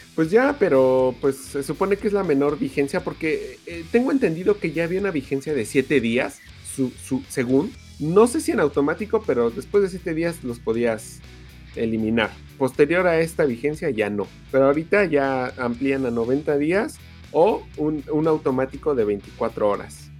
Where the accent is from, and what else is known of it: Mexico